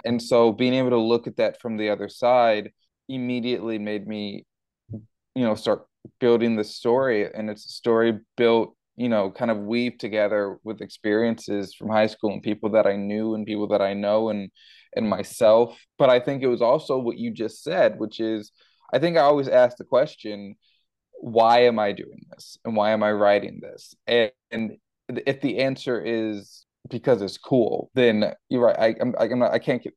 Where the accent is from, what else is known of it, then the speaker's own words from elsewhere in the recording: Houston, Texas, United States; growing up in Houston, Texas, and going to high school in Houston, Texas